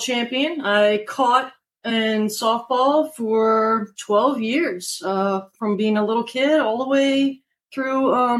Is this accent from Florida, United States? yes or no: no; DC area, Maryland, United States; moved away as an adult; now in North Port, United States; My dad's from Brazil and my folks were married there, but I was born in Maryland. Oh, okay. Grew up in the Maryland, DC area